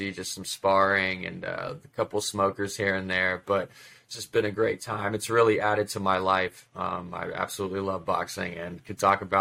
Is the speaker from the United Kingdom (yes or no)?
no; Russia; now in United States; when I immigrated to this country from Russia in '94, my dad and I we watched basketball